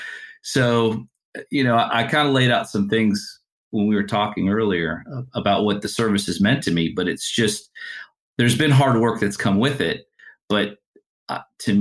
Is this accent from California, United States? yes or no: yes; California, United States; also born or lived in Canada; Growing up on the West Coast in California originally